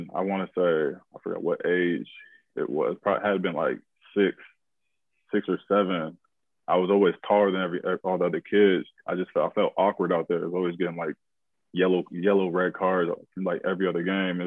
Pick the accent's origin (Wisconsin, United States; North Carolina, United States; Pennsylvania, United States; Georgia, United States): Wisconsin, United States; Madison; also born or lived in Minneapolis, Minnesota / Pittsburgh; Moved to Madison, Wisconsin when I was about like three, four years old. And just, I was raised in Madison, Wisconsin.